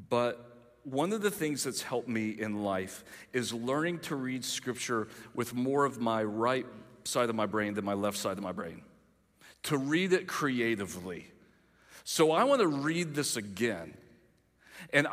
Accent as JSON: {"language": "English", "town": "Greenville", "region": "South Carolina", "country": "United States", "said": "I'm from Greenville"}